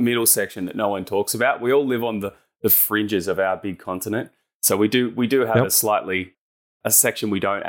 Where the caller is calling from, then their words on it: Avalon Beach, New South Wales, Australia; Yeah, I'm dialing in from Sydney, Australia, a little spot called Avalon Beach up on the northern beaches here.